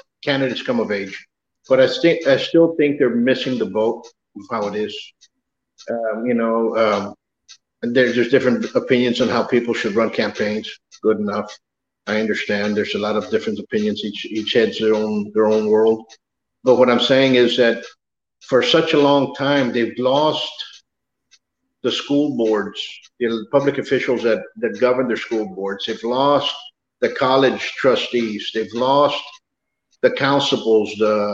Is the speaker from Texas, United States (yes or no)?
yes; Laredo, Texas, United States; also born or lived in Dallas-Fort Worth, Texas; I'm from Laredo, lived in DFW for many years